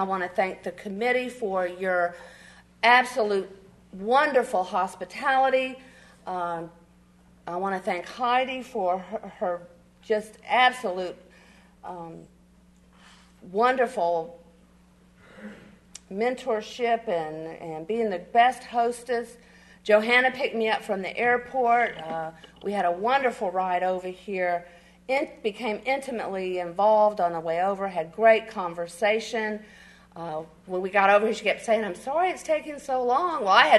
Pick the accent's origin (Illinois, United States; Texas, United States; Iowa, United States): Texas, United States; Bryan; And I'm from Bryan, Texas, where the men are men and the sheep run scared.